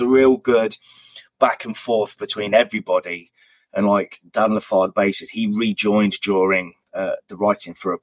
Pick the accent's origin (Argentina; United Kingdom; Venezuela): United Kingdom; Hinckley, East Midlands; my hometown area, Hinckley.